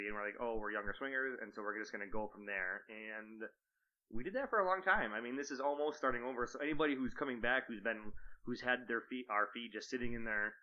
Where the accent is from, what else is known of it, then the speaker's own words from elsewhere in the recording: Michigan, United States; we're from Michigan